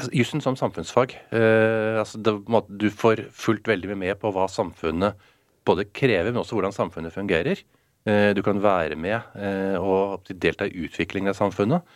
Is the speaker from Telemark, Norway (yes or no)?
no; Oslo, Norway; Jeg er oppvokst i Oslo, eh, på Smestad.